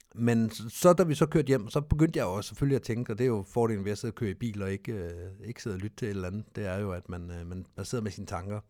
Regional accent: Denmark; Vi er danskere

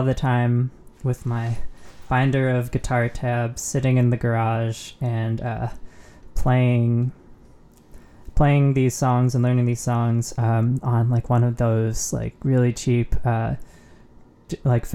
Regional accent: Southern California, United States; moved away; I grew up in Southern California. I'm actually back there right now since it's for the holidays.

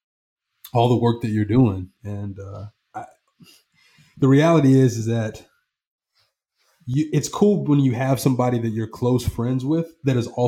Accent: the South, United States; accent: a little twang; I grew up in the South, right? I've got a little twang

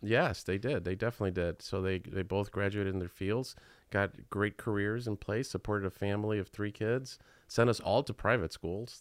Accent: Chicago, Illinois, United States; I was born right here in Chi Town

